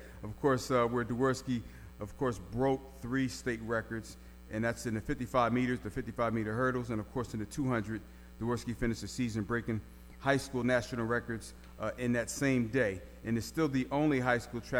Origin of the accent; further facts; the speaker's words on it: Philadelphia, Pennsylvania, United States; moved away; Y'all know that's my hometown, West Philly in the house.